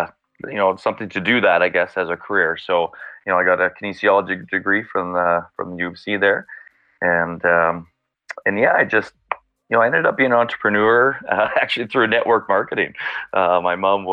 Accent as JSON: {"language": "English", "town": "Brooks", "region": "Alberta", "country": "Canada", "tie": "born or raised there", "lives_now": "Calgary, Canada", "said": "I grew up in Brooks in the 90s as a teenager. So small town, southern Alberta"}